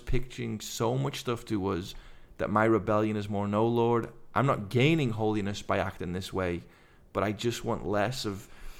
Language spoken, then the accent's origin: English; England, United Kingdom; So coming to faith as a guy from England, growing up on the …, …, music